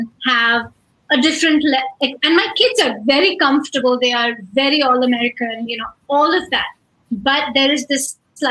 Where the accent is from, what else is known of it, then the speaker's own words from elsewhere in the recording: India; moved away as an adult; now in United States; I grew up in India